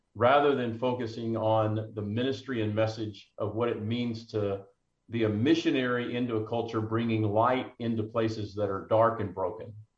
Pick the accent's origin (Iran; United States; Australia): United States; McKinney, Texas; in my hometown of McKinney, just north of Dallas